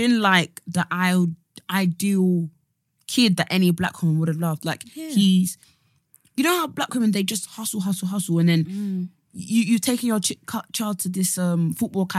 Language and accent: English; Essex, East of England, United Kingdom; I'm from Essex